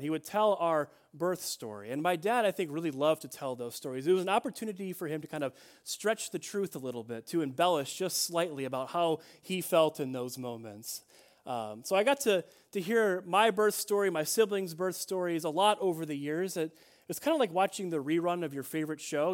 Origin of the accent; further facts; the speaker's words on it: Chicago, Illinois, United States; I'm a Chicagoan at heart